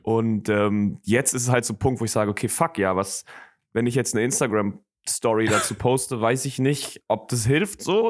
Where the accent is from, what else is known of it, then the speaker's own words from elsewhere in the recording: Germany; ich komme aus, ähm, ich komme aus Deutschland